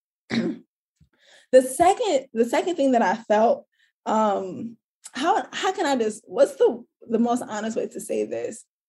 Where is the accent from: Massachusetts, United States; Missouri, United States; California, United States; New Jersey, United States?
Missouri, United States; St. Louis; where I grew up in St. Louis, I did not grow up in a community with tree lined streets.